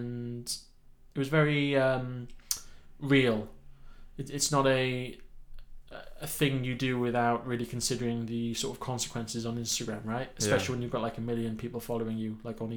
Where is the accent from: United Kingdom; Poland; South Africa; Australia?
United Kingdom; I'm British.